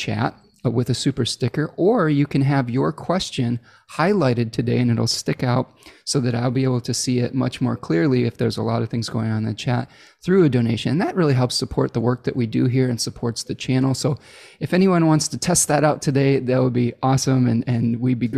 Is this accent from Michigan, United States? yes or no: yes; Michigan, United States; Michigan, my home state here